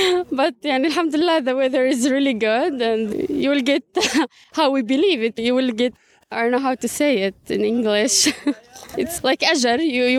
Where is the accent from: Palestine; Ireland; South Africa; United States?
Palestine; Bethlehem, West Bank; English is a second language; From Bethlehem.